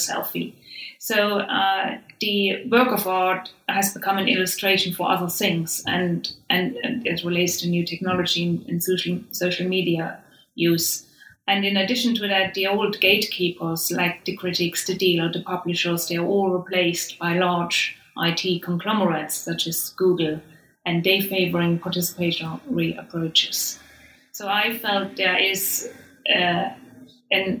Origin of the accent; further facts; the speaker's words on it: Saxony, Germany; moved away; I'm from Saxony myself. So, you know, and I have spent formative years in the region, and I experienced unification there.